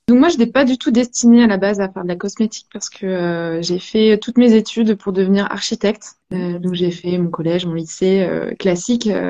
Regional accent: Brittany, France; on est breton tous les deux avec Boris

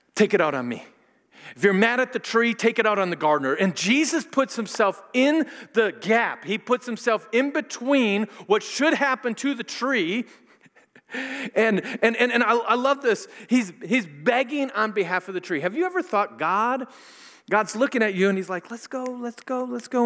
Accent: Minnesota, United States; I'm from Minnesota, and I went to a lot of Lutheran schools and junior colleges and things

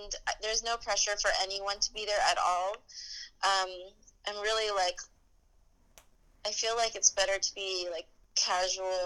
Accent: New Jersey, United States; now in Brooklyn, United States; In New Jersey, the Garden State. Mm-hmm. It's just like a really suburban, safe town.

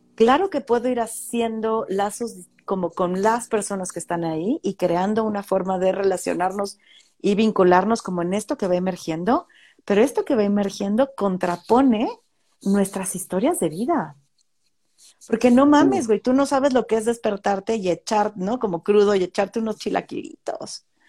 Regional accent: Mexico; mi comunidad va a seguir siendo la mexicana

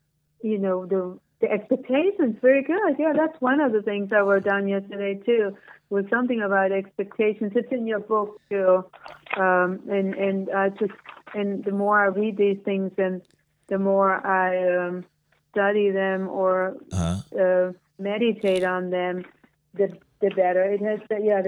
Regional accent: Germany; moved away; I come from Germany. My upbringing was completely different from Greg's upbringing.

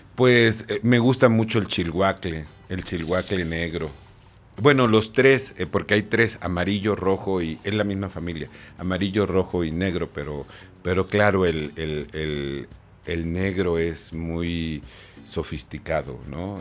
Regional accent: Coatzacoalcos, Veracruz, Mexico; also born or lived in Macuspana, Tabasco; ya oficialmente todo soy este veracruzano

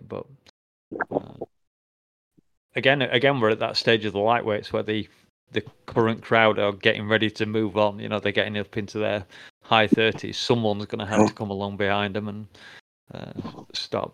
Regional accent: England, United Kingdom; I'm English

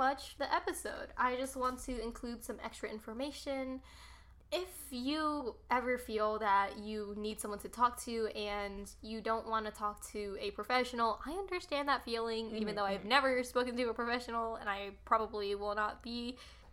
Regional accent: North Carolina, United States; born and raised in North Carolina

